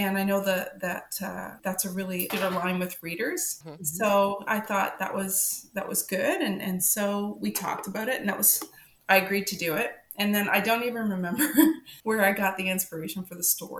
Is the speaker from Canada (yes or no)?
yes; Canada; also born or lived in Alberta; as a Canadian